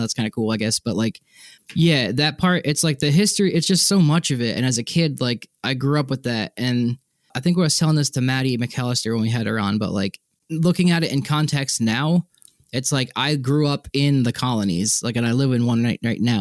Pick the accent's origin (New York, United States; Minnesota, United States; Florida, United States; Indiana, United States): New York, United States; Long Island; I grew up on Long Island